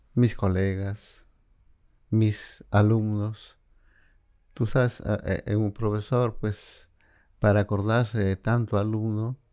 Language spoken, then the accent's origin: Spanish; Jesús, Cajamarca, Peru; moved away as an adult; also born or lived in Guadalupe, La Libertad, Peru; now in Lima, Peru; yo prácticamente mm, crecí en tres lugares a los que amo. Jesús, mi infancia, eh, Cajamarca, mm, mi adolescencia como estudiante y mis estudios profesionales en Lima